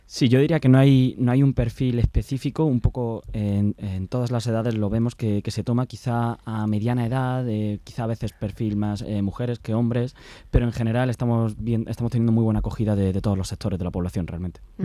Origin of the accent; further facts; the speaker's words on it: Granada, Andalusia, Spain; moved away as an adult; yo soy de aquí de Granada